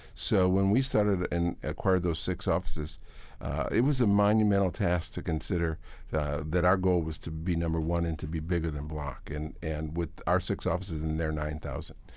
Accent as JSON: {"language": "English", "town": "Hamburg", "region": "New York", "country": "United States", "tie": "born or raised there", "also_born_or_lived": "Virginia Beach, Virginia", "moved": "yes", "said": "I was going to the University of Buffalo. I grew up in Hamburg."}